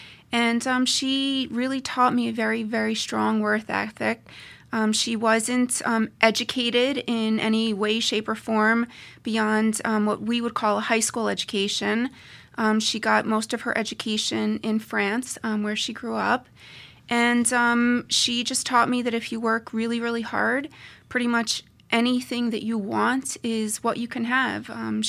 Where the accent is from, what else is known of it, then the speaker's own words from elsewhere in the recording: Pennsylvania, United States; also born or lived in New Jersey / New York / Colorado; So I grew up in Pennsylvania, in New Jersey, in New York, and then I also spent a little bit of time in Colorado.